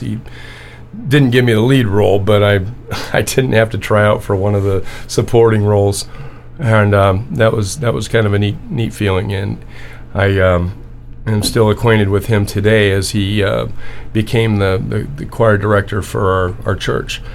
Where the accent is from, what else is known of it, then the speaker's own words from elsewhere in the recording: Orange, California, United States; now in Anza, United States; I grew up in the Methodist church in Orange